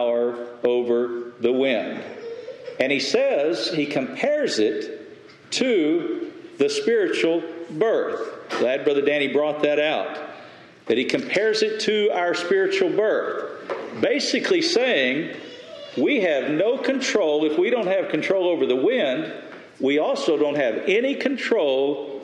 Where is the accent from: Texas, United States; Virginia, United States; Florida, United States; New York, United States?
Texas, United States; West; moved away; I grew up in West Texas